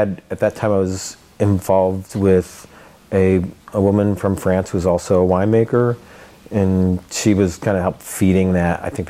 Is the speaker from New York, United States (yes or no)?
yes; Finger Lakes area of New York, United States; moved away as an adult; also born or lived in Oregon; now in McMinnville, United States; I grew up in the Finger Lakes area of New York